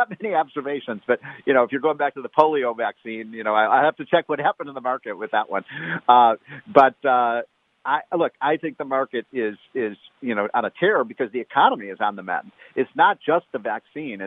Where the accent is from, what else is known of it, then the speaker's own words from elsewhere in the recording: Illinois, United States; I'm from Illinois